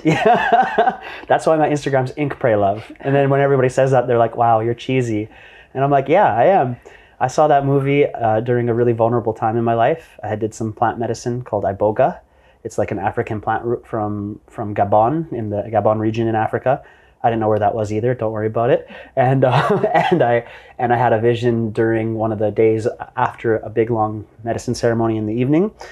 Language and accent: English; Vancouver, British Columbia, Canada; moved away as an adult; now in Bali, Indonesia; I'm an entrepreneur born and raised in Vancouver, Canada.